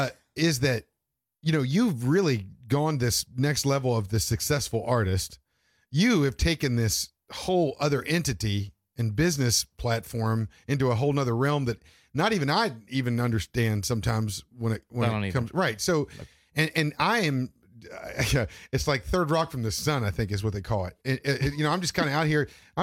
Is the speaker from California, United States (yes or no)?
no; Maine, United States